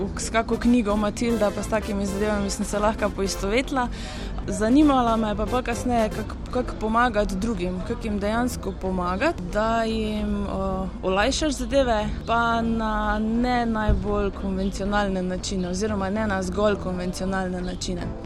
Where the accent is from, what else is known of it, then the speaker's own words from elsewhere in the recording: Mozirje, Slovenia; prihajam iz Mozirja